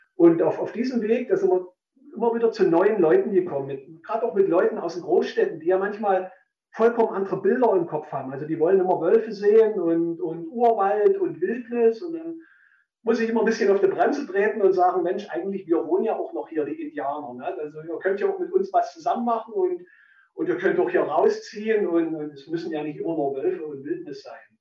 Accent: Saxony-Anhalt, Germany; in meiner Heimat, in der Dümer Heide, die mich hier festgehalten hat

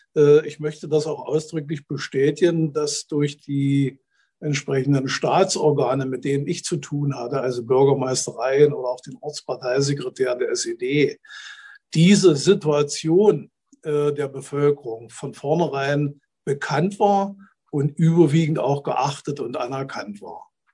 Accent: Neuruppin, Brandenburg, Germany; moved away as an adult; also born or lived in Eichsfeld; stamme eigentlich nicht aus dem Eichsfeld. Ich komme aus Neuruppin, das liegt 80 Kilometer nördlich von Berlin

